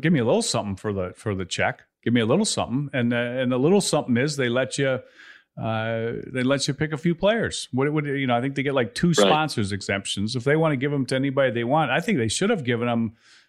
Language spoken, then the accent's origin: English; Chicago, Illinois, United States; I grew up in Chicago.